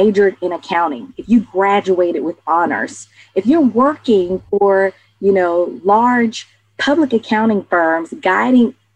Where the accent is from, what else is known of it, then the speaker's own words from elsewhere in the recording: Atlanta, Georgia, United States; growing up in Atlanta, I'm the youngest of four siblings.